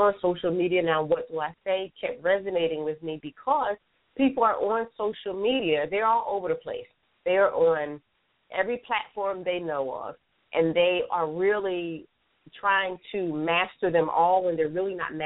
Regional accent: Philadelphia, Pennsylvania, United States; now in Atlanta, United States; I'm born and raised in Philadelphia. I actually live in Atlanta, Georgia now

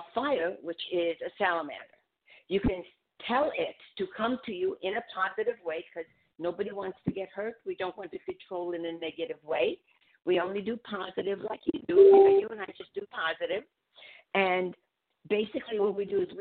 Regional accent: Budapest, Hungary; moved away; I'm from Budapest

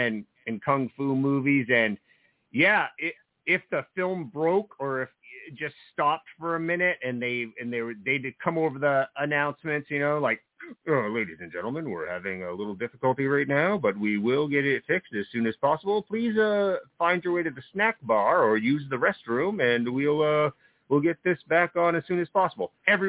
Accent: New Jersey, United States; Well, you know, I grew up in New Jersey, so some of my earliest experiences going to the movies when I was old enough to drive into New York City with my friends

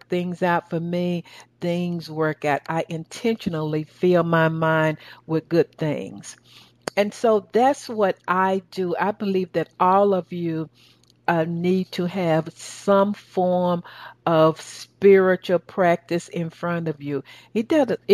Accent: the South, United States; accent: southern; That's my southern accent

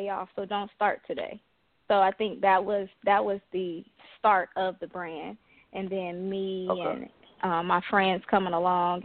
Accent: Compton, California, United States; I'm originally from Thompson, California

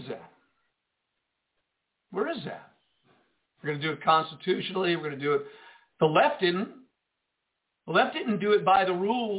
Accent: United States; I'm an American. I live in America

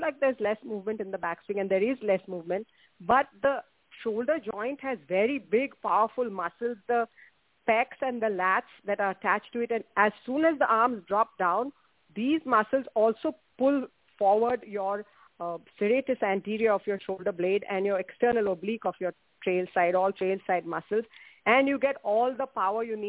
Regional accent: India; moved away; I grew up in India

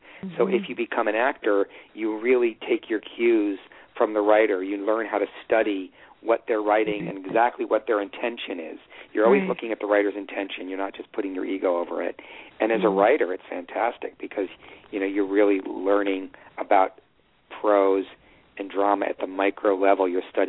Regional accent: Evanston, Illinois, United States; Because I grew up in Evanston, they had it at my high school

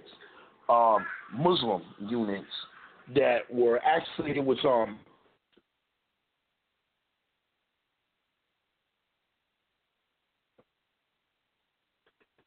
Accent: United States; I'm an American through and through

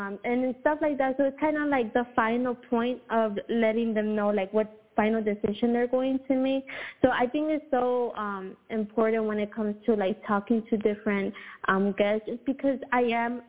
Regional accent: Houston, Texas, United States; Houston, man, I love my city.

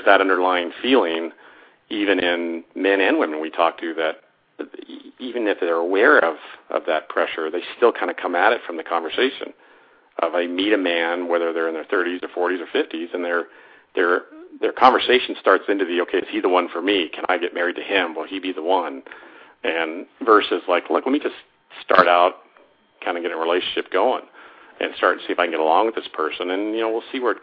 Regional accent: Denver, Colorado, United States; My background is I grew up in Denver, Colorado

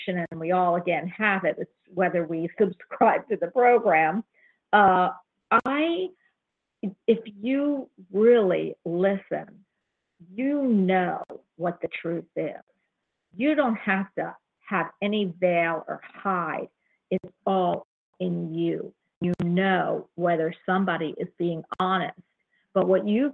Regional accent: Florida, United States; I'm from Florida

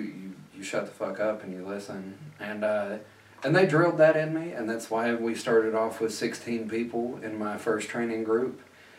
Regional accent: Knoxville, Tennessee, United States; moved away

